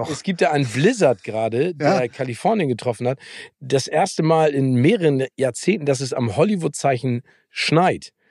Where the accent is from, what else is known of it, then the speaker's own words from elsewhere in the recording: Hamburg, Germany; Ich als Hamburger weiß ja, ne, es gibt äh, nicht falsches Wetter, sondern falsche Kleidung.